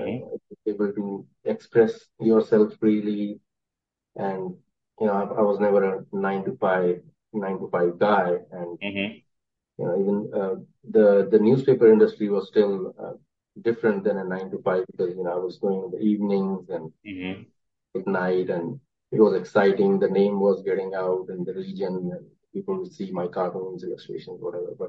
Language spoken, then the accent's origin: English; Chandigarh, India; moved away as an adult; now in Greensboro, United States; I was born in Chandigarh city of India